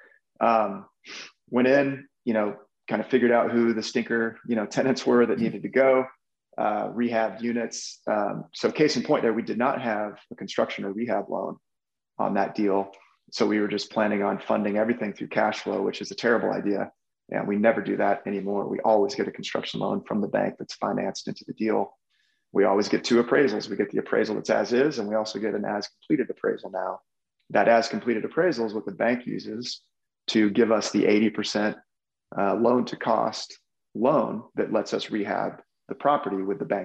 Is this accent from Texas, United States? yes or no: yes; Texas, United States; moved away; also born or lived in Omaha, Nebraska; growing up in Texas and just traveling around the world, I had picked up Spanish